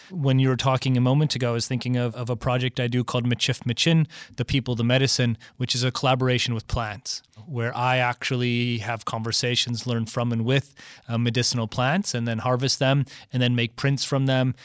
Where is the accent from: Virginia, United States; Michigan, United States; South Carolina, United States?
Michigan, United States; I grew up in Michigan, kind of the birthplace of the automobile